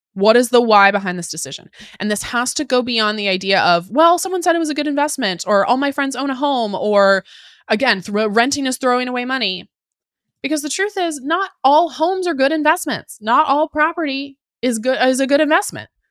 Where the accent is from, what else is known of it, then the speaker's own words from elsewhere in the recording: Puyallup, Washington, United States; also born or lived in Seattle, Washington; I grew up in Puyallup, Tacoma.